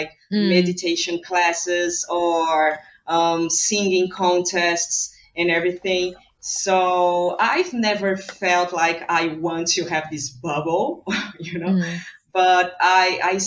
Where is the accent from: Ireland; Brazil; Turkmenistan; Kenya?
Brazil; I'm from Brazil